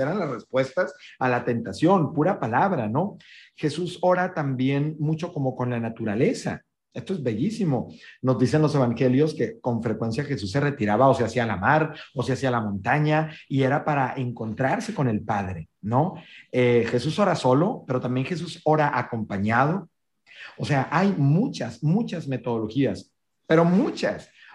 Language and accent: Spanish; northern Mexico, Mexico; soy un norteño también de hueso colorado, con todo lo que esto implica, ranchero